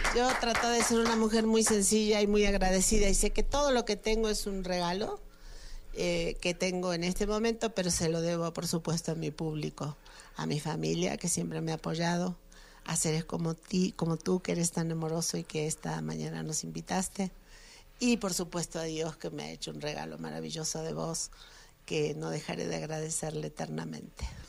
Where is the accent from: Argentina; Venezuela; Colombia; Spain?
Argentina; now in Mexico; mi país, Argentina